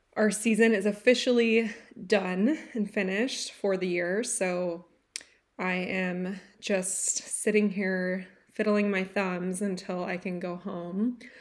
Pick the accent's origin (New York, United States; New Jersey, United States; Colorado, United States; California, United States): California, United States; moved away; I grew up in California